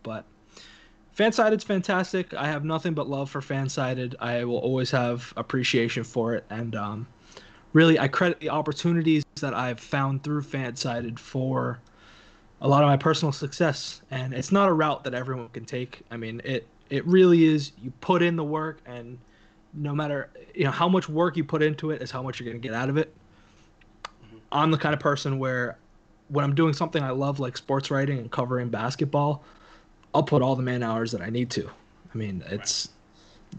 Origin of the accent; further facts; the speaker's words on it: New York City, New York, United States; moved away as an adult; also born or lived in Phoenix; now in Tri-Cities, United States; I'm from Brooklyn. You play basketball with your friends after school.